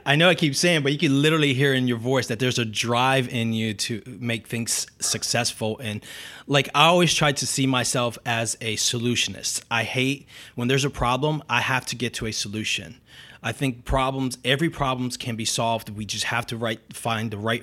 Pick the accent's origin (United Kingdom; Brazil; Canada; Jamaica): Brazil; now in United States; I'm from Brazil